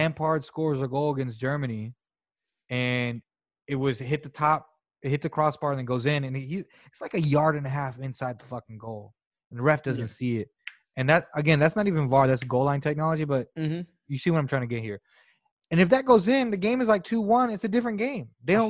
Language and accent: English; United Kingdom; I don't know if it's a British thing, like a British arrogance of, like, we're British.